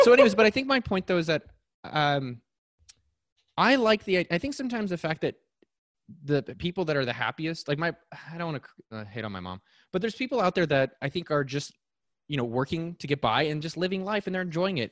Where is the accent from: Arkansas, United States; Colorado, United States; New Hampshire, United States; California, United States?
California, United States; Silicon Valley; I was born in Silicon Valley